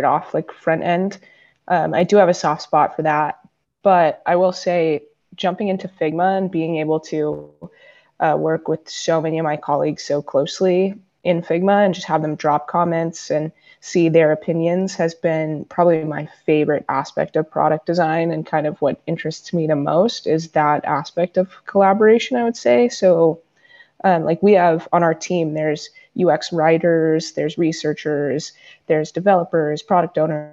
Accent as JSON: {"language": "English", "town": "San Diego", "region": "California", "country": "United States", "tie": "born or raised there", "said": "I was a kid from San Diego"}